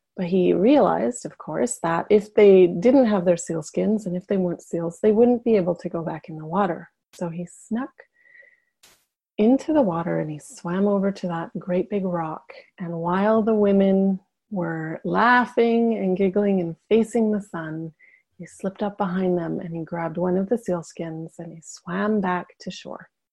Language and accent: English; Yukon, Canada; moved away; where I'm from in Canada, which is the far north uh, in the Yukon. I actually just got back two days ago, so I'm still kind of glowing from being back in my hometown